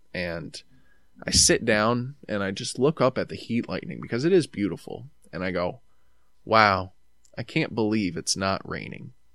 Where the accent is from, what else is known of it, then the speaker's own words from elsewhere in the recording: New York, United States; I'm from New York